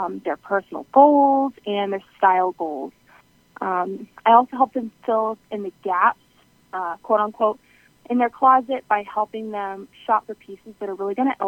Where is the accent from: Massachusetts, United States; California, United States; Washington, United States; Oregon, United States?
Massachusetts, United States; South Shore of Boston; I'm from the South Shore of Boston